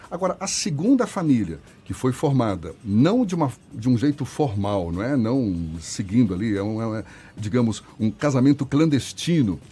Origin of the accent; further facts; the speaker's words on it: Minas Gerais, Brazil; eu sou mineiro